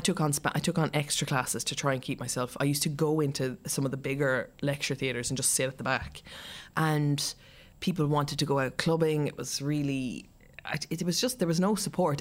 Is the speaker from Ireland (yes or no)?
yes; Ireland; also born or lived in Munich, Germany / Castleknock, Ireland / Cork, Ireland; I was born in Germany. Um, my parents got divorced when I was young and we moved back to Ireland